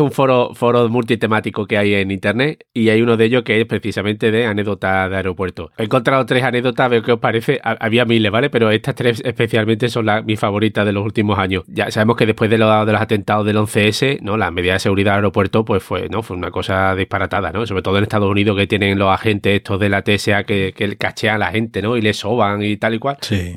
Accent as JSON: {"language": "Spanish", "town": "Seville", "region": "Andalusia", "country": "Spain", "moved": "yes", "said": "hace ya 20 años que me fui de Sevilla"}